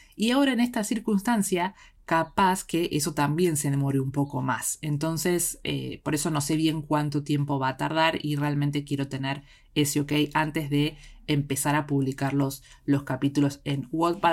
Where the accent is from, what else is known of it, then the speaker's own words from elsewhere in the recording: Argentina; desde el lado de Argentina, porque es de donde soy yo